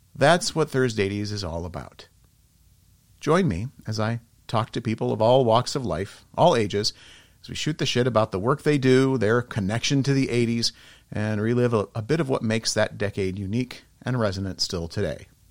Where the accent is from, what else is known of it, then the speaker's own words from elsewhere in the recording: Geneseo, Illinois, United States; Geneseo is my hometown